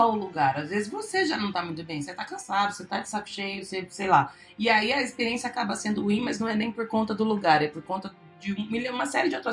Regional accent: Marília, São Paulo, Brazil; Mas eu sou de Marília.

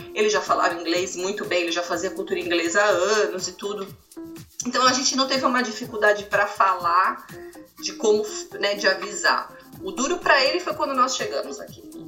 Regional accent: São Paulo, Brazil; moved away as an adult; now in Orlando, United States; eu sou de São Paulo, morava na Moca

